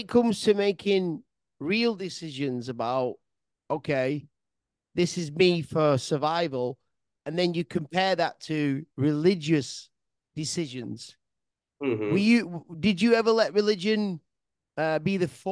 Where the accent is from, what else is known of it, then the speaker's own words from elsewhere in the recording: England, United Kingdom; moved away; growing up in England